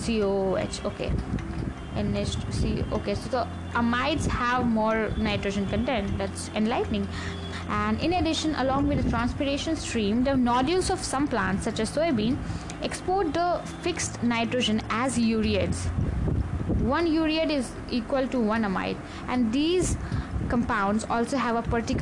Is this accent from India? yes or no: yes; India; I'm an Indian first and always